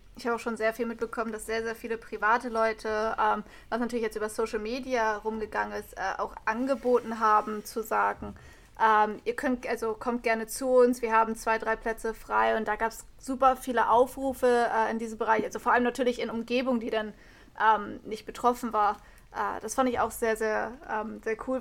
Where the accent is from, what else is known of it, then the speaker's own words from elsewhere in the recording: Germany; bei uns in Deutschland